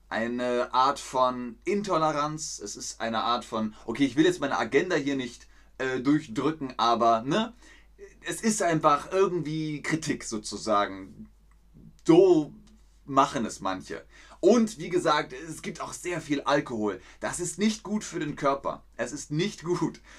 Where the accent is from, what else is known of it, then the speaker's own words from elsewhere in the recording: Namibia; Bei uns in Namibia ist es am 19. Juli, das, äh, Juni.